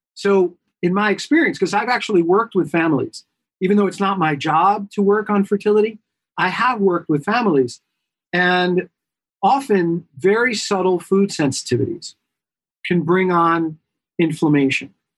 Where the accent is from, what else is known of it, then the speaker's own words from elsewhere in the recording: New York, United States; I am a New Yorker by trade, by heart, by birth